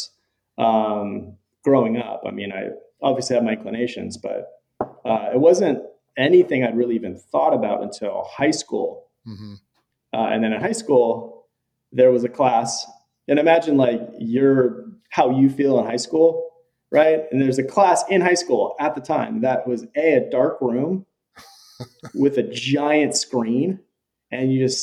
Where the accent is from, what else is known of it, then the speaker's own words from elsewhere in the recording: California, United States; I was a public school kid growing up in California